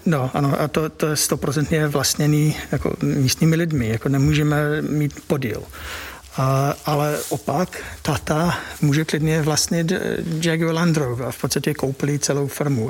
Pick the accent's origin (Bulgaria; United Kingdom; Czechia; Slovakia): United Kingdom; Czech is a second language; moved away as an adult; now in Czech Republic; já jsem spíš jako Ev, Evropan, než, než čistý, jako čistý Brit. A bydlím tady přes dvacet let